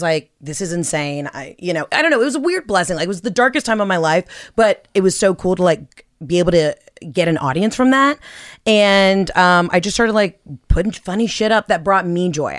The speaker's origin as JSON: {"language": "English", "town": "Atlanta", "region": "Georgia", "country": "United States", "said": "I'm from Atlanta where, like, stripping is an art form."}